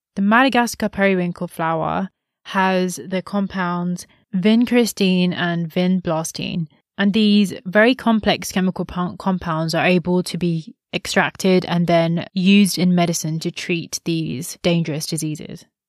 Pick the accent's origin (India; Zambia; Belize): India; as an Indian